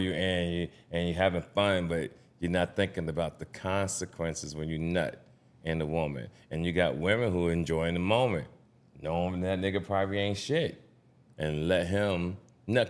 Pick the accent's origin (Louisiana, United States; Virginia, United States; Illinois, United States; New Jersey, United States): New Jersey, United States; Jersey City; the Jersey City, my hometown